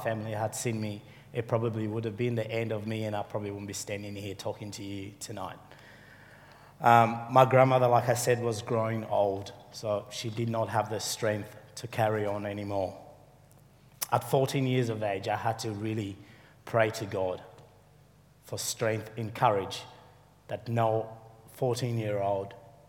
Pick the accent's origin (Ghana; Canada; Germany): Ghana; moved away; also born or lived in Sierra Leone; Most of my life, I grew up in Africa. After the war, we fled to Ghana, where my father is from.